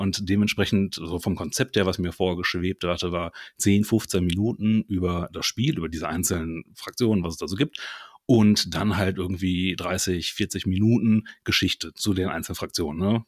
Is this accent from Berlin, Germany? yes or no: no; Ruhr area / Lower Rhine border, North Rhine-Westphalia, Germany; Bin auch aus dem Ruhrpott, beziehungsweise so das äh, wilde Grenzland zwischen Ruhrpott und Niederrhein komme ich her.